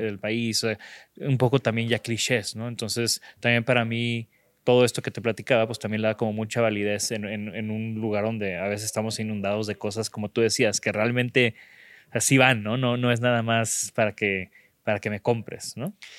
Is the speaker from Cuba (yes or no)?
no; Mexico; somos de México